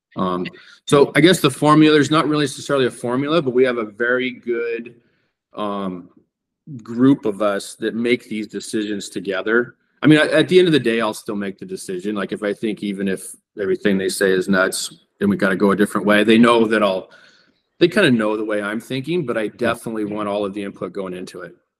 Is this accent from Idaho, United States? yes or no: yes; Coeur d'Alene, Idaho, United States; when I grew up here in Coeur d'Alene